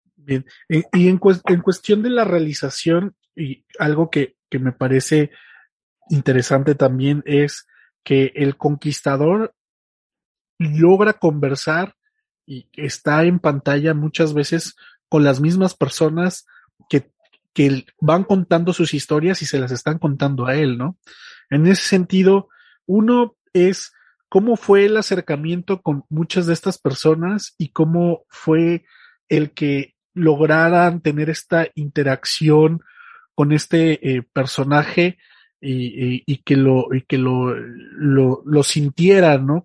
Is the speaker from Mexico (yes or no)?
yes; Mexico; nuestra historia como mexicanos